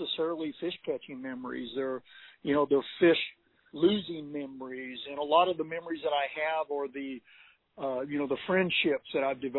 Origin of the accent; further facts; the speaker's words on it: Northern California, United States; moved away as an adult; now in Texas, United States; I was just a young teenager born and raised in Northern California